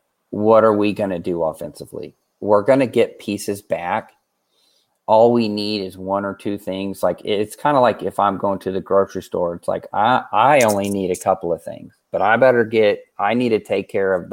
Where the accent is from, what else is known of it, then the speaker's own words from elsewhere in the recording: Missouri, United States; I'm from Missouri